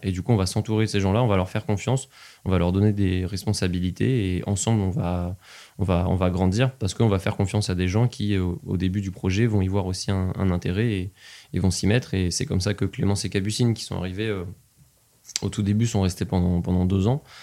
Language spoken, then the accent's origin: French; Nevers, Bourgogne-Franche-Comté, France; also born or lived in Compiègne; je suis né à Compiègne, dans l'Oise, qui est un endroit dans lequel je n'ai aucun souvenir, absolument aucun. Et mes premiers souvenirs remontent à Nevers, quand j'y suis arrivé, quand j'avais 5 ans